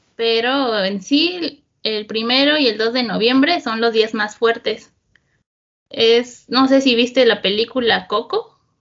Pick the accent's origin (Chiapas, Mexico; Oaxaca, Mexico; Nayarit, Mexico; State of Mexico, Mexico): State of Mexico, Mexico; also born or lived in Tijuana; Yo soy del Estado de México, como la zona central del país, aunque bueno, nací en Tijuana, pero estuve pues uno o dos años allá y no recuerdo nada, pero toda mi vida he, sido, he vivido aquí en, en el Estado de México